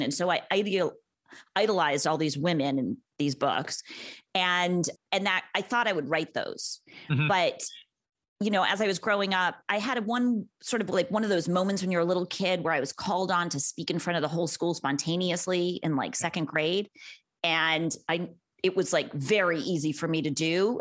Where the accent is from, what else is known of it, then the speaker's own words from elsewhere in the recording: Los Angeles, California, United States; also born or lived in Santa Monica / Venice; I'm from Los Angeles. I am one of the rare natives